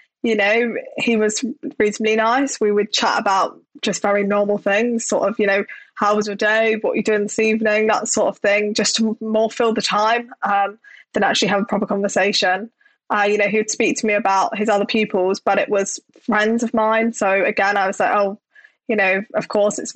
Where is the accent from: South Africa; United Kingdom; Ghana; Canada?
United Kingdom; London; I grew up in Southeast London